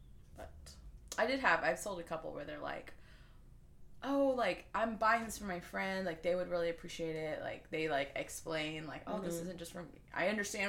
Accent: United States; I was born here

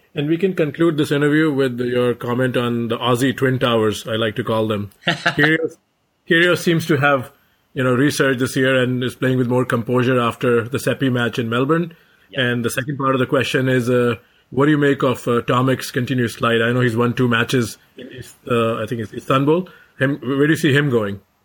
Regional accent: India; being an Indian

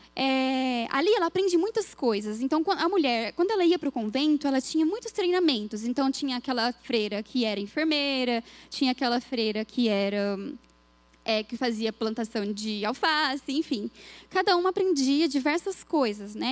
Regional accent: Minas Gerais, Brazil; Eu fui criada em Minas

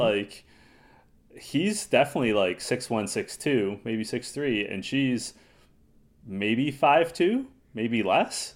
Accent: Toronto, Ontario, Canada; we're from Toronto

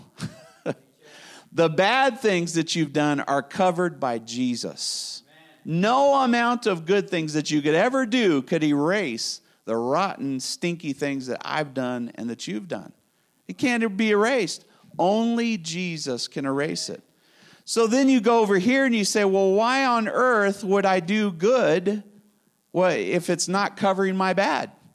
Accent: Spain; moved away; I grew up in Spain

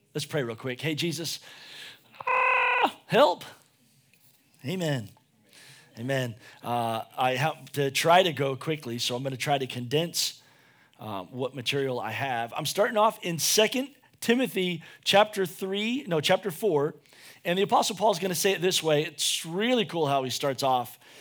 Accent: United States; we're American

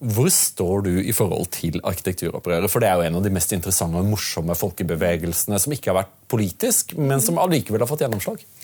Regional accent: Audnedal, Agder, Norway; now in Oslo, Norway; som meg født på Sørlandet

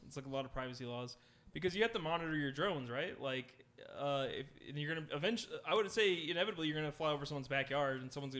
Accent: United States; as an American

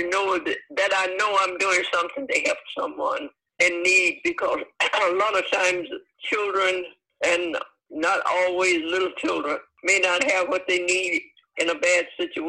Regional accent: Alabama, United States; now in Cincinnati, United States; No, I was born in Alabama.

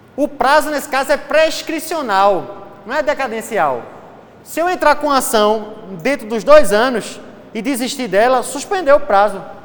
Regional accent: Recife, Pernambuco, Brazil; eu sou de Recife

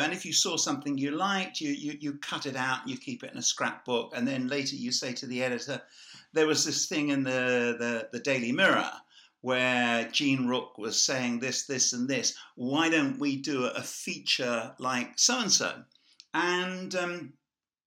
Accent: Ireland; I see myself as Irish

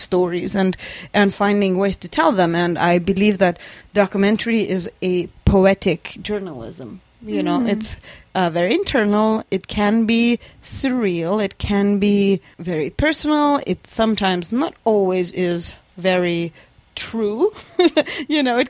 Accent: Lithuania; moved away as an adult; I grew up in Lithuania, Eastern European tiniest country. I spent my first 20 years of my life there.

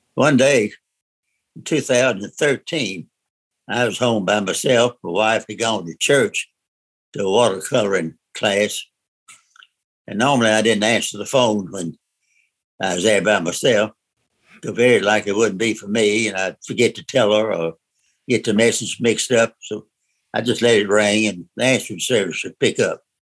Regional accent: Murfreesboro, Tennessee, United States; I was born here in Murfreesboro, went to school here, city school, uh, played basketball, baseball all the way through high school

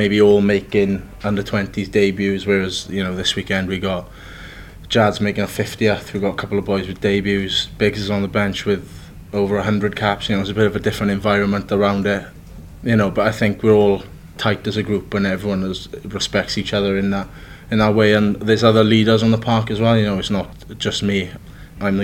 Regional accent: Wales, United Kingdom; as Welsh people we're like

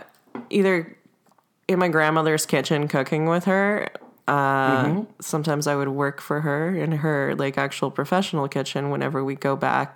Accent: Halifax, Nova Scotia, Canada; born or raised there; first language Russian; English is a second language; also born or lived in Murmansk, Russia; now in Winnipeg, Canada

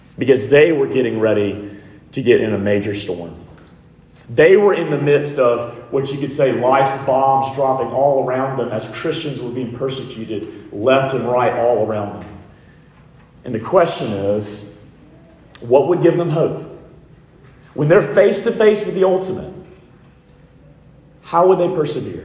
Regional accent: Montgomery, Alabama, United States; I grew up in Montgomery, Alabama

